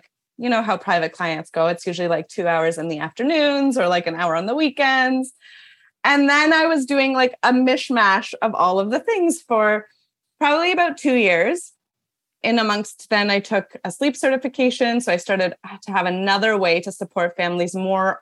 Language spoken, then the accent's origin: English; Toronto, Ontario, Canada; also born or lived in New York City; we moved back to Toronto, which is my hometown